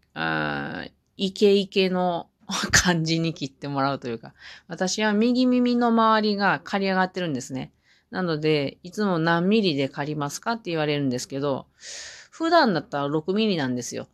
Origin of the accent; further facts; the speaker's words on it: Mie, Japan; moved away as an adult; now in Hamamatsu, Japan; 私がまだ地元の三重県にいた時に